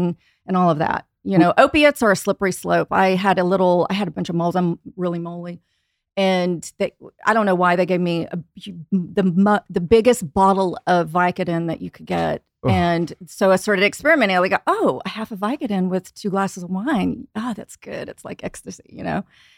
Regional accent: Houston, Texas, United States; I was raised in Houston by, you know, God-fearing people, salt of the earth people. My dad's Japanese.

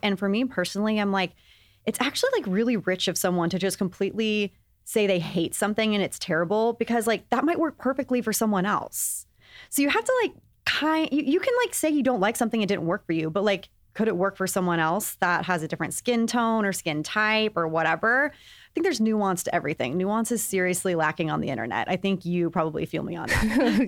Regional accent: Texas, United States; I grew up in Texas

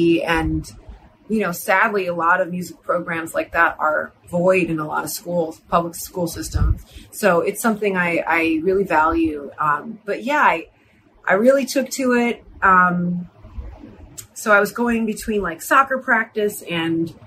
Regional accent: Cleveland, Ohio, United States; now in Los Angeles, United States; I grew up in Cleveland

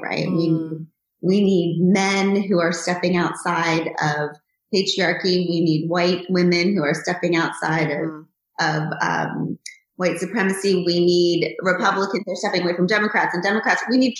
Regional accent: United States; But then I'm also American

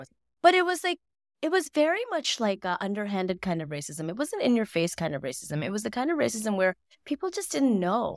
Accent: Mississippi, United States; growing up in Mississippi

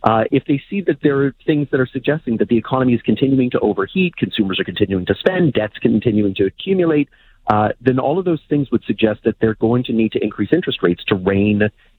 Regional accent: Canada; It's the nature of being Canadian with our geography

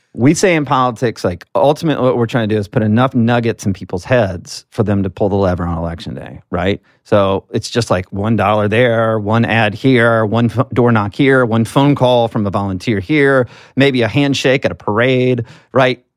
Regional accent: Alabama, United States; as a Southerner, I'm from Alabama

